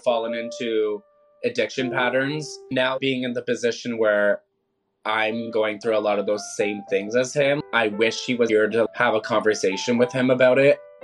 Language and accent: English; Toronto, Ontario, Canada; I'm from Toronto, Ontario, Canada.